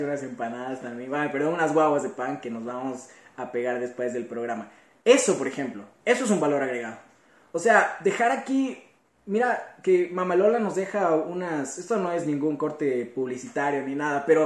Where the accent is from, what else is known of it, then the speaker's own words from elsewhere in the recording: Ecuador; como joven ecuatoriano que soy